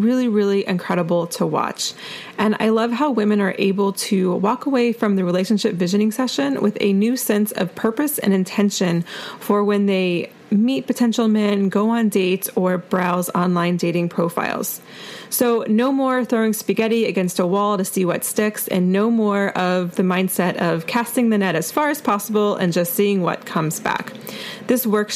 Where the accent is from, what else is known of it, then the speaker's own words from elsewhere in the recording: Asheville, North Carolina, United States; my hometown of Asheville, North Carolina